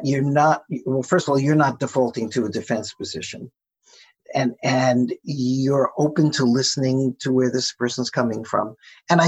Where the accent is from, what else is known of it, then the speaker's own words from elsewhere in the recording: United States; U.S. Americans, which is the case for both you and me